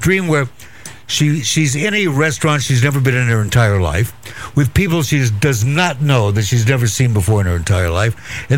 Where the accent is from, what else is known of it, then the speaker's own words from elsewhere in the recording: Walla Walla, Washington, United States; Walla Walla, Washington.